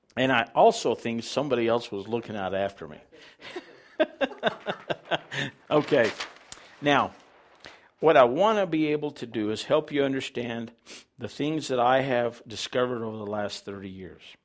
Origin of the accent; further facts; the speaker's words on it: Farmington, United States; I was raised in Farmington outside of town